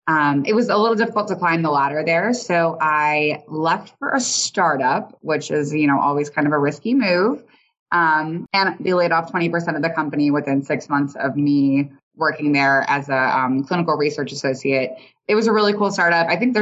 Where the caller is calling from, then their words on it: San Antonio, Texas, United States; I am coming from San Antonio, Texas.